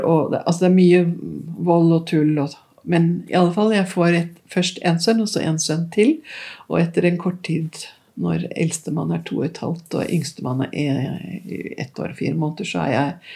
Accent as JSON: {"language": "Norwegian", "region": "Oslo", "country": "Norway", "tie": "born or raised there", "said": "vokste jo opp her i Oslo på 50, Jeg er født midt i 50-tallet."}